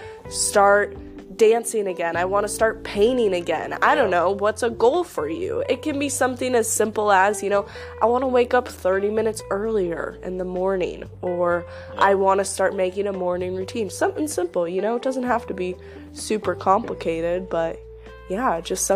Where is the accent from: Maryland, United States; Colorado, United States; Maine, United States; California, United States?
Colorado, United States; Growing up, I grew up in Colorado